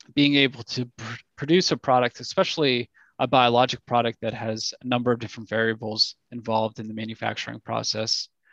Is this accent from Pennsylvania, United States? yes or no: yes; Pittsburgh, Pennsylvania, United States; also born or lived in London / San Diego / Cincinnati; I'm from Pittsburgh